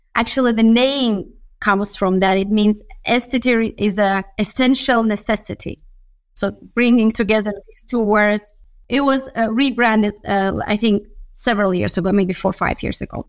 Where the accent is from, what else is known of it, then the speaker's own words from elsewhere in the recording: Baku, Azerbaijan; moved away as an adult; also born or lived in Budapest, Hungary; I come originally from Baku, Azerbaijan. So that's what I, where I studied